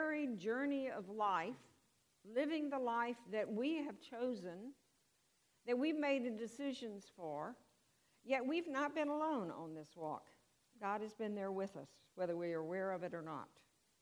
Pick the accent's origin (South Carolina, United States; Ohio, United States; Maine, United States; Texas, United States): Texas, United States; Houston; I was raised in Houston